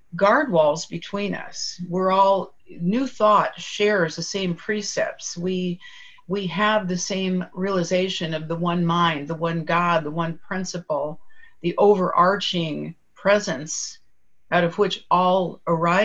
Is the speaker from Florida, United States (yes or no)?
no; Southern California, United States; moved away as an adult; now in Chicago, United States; I grew up in Southern California